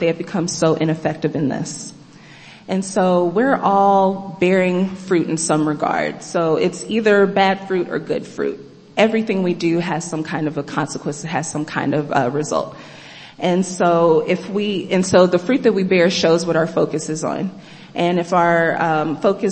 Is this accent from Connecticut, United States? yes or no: no; Kansas, United States; moved away as an adult; I'm from the Midwest. I'm from Kansas.